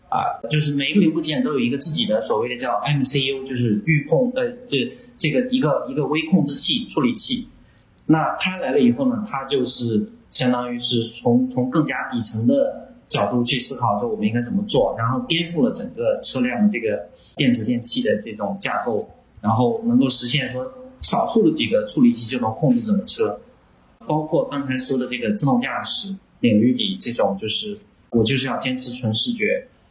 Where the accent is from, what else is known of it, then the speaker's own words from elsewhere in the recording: China; 我们中国人比较勤劳